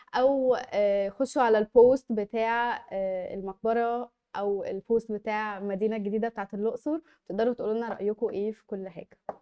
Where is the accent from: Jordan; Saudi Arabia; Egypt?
Egypt; احنا كمصريين